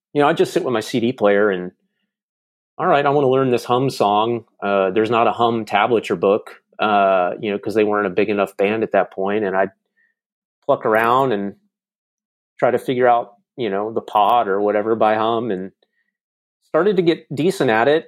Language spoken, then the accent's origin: English; Charlotte, North Carolina, United States; moved away as an adult; also born or lived in Jackson, Mississippi; now in Nashville, United States; I lived there until I was about eight, eight and a half, and then my dad got transferred, uh, to Charlotte, North Carolina.